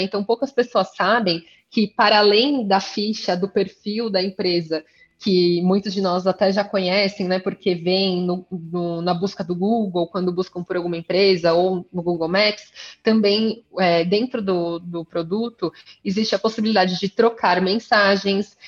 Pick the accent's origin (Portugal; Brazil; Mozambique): Brazil; São Paulo; eu sou paulistana, jornalista de formação, estudei aqui na Universidade de São Paulo